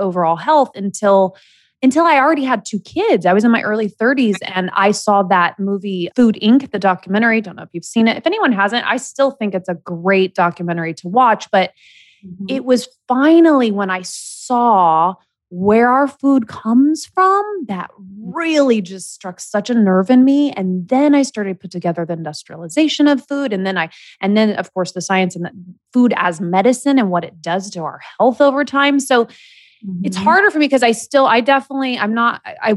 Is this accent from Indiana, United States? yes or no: yes; Indiana, United States; now in Los Angeles, United States; I was raised in the Midwest